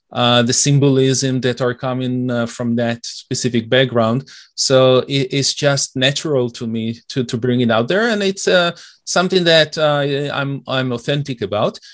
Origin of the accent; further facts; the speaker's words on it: Israel; also born or lived in Detroit, United States / Oak Park, Michigan, United States; now in Toronto, Canada; I'm originally from Israel, and it's a bit, uh, tough, uh, even though I've been here for many years.